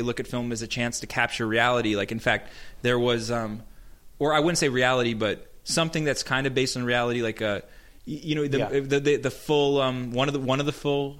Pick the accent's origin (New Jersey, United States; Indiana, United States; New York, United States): New York, United States; at the Planetarium near my hometown